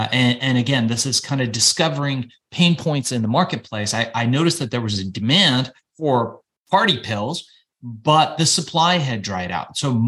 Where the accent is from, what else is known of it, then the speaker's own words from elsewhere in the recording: Iran; now in Los Angeles, United States; We were immigrants. You know, we came from Iran. We were Jewish Iranians, and my folks, fearing persecution, left Iran to come to the United States